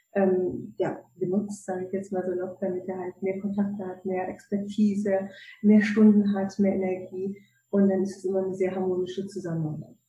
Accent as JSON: {"language": "German", "town": "Cologne", "region": "North Rhine-Westphalia", "country": "Germany", "moved": "yes", "said": "ich komme eigentlich aus Köln, ne? Rheinländer"}